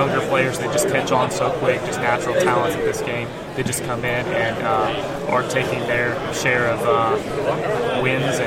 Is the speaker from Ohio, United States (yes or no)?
yes; Jackson, Ohio, United States; I'm from Jackson, Ohio.